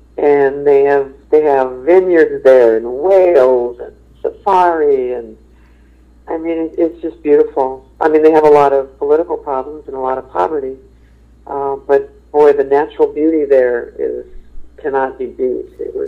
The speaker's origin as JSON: {"language": "English", "region": "New York", "country": "United States", "said": "I'm such a New Yorker."}